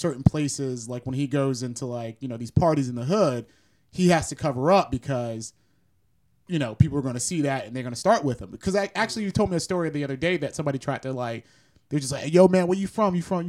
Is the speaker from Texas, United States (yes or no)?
no; West Palm Beach, Florida, United States; now in Southern California, United States; when I go back home, right? In South Florida, in West Palm, most of the time when I get into that environment, bro, you can't understand what I'm saying.